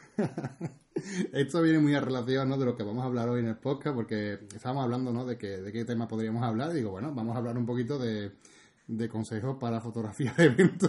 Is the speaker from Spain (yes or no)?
yes; near Ronda, Andalusia, Spain; estoy tan cerca aquí de mi pueblo